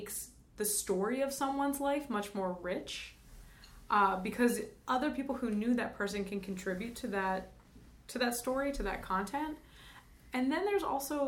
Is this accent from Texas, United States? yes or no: no; New Jersey, United States; now in California, United States; I'm from New Jersey, and so was my mom